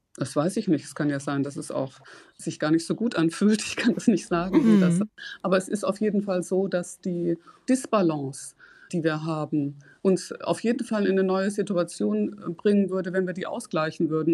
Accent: Ruhr area, North Rhine-Westphalia, Germany; moved away; Ich komme aus dem Ruhrgebiet, ich bin in eine gemischte Schule gegangen

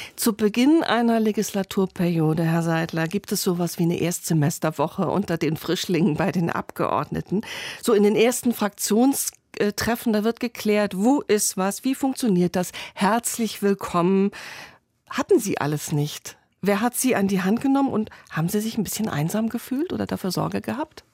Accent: Northern Germany, Germany; Ich komme selbst aus dem Norden

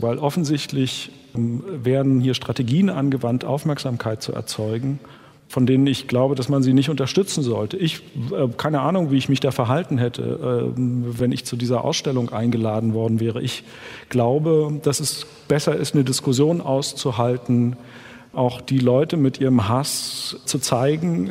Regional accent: Germany; Ich bin in der DDR groß geworden

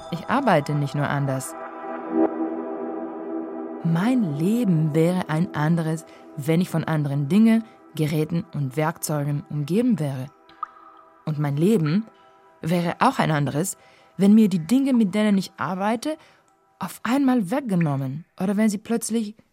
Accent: Varna, Varna Province, Bulgaria; Outsourcing-Unternehmen Regiocom am bulgarischen Standort Varna am Schwarzen Meer. Also, hier in meiner Heimatstadt.

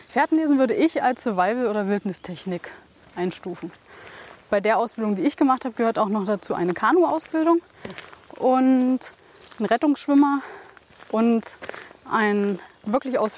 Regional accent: Germany

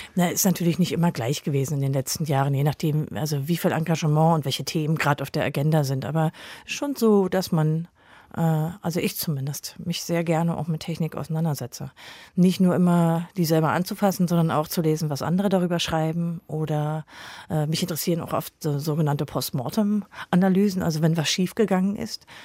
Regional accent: East Germany, Germany; Insofern habe ich auch ein relativ politikfreies Leben in der DDR leben können.

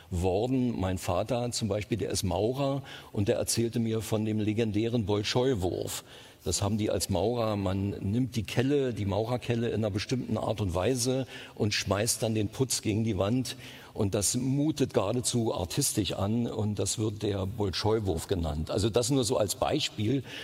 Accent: East Germany, Germany; Ich bin in der DDR groß geworden. Äh, da kenne ich mich am besten aus.

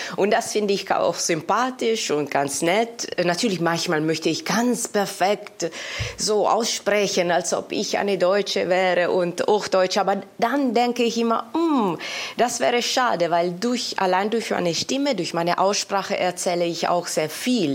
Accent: Italy; German is a second language; now in Germany; Also ich bin natürlich in Italien geboren, dort aufgewachsen

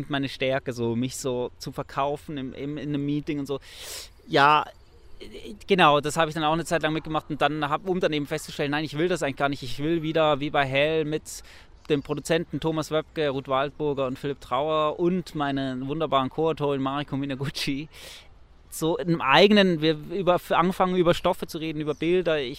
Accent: Switzerland; ich bin in der Schweiz aufgewachsen, ich kenne das Wattenmeer nicht, kannte das Wattenmeer nicht.

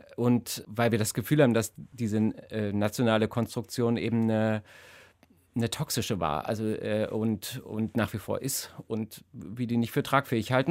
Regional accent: GDR, East Germany, Germany; ich bin in der DDR groß geworden

